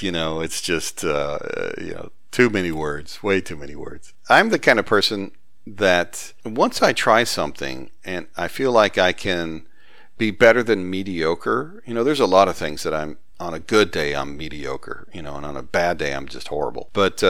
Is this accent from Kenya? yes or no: no; Huntsville, Alabama, United States; growing up in Huntsville, Alabama, just as smart and just as capable, but they never decided to shake their Southern accent.